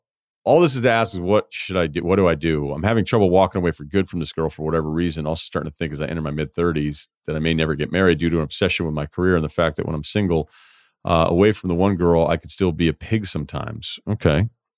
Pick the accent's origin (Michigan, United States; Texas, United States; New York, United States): New York, United States; Queens; I grew up in Queens, single mother. Didn't have much financially, bounced around a bunch of jobs, not a lot to fall back on